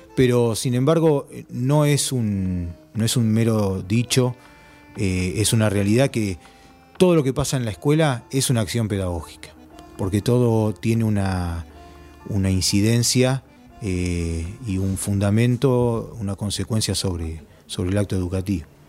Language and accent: Spanish; Villa Bosch, Buenos Aires Province, Argentina; en el lugar donde me crié, en Villa Bosch, 3 de febrero, en Buenos Aires